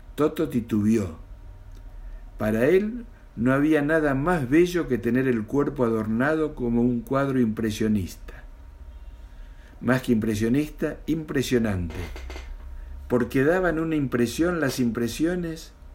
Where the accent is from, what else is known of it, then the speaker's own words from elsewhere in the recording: Mendoza, Argentina; now in Buenos Aires, Argentina; nací en Mendoza y vivo en Capital Federal de la República Argentina